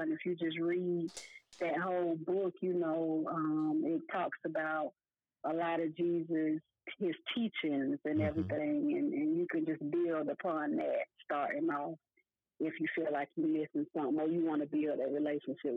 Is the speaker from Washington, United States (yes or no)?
no; Decatur, Georgia, United States; also born or lived in Elmira, New York; I was born in Elmira, New York, and I moved to Decatur, Georgia, mm-hmm. at a very young age. Um, I think I was like two years old when we moved here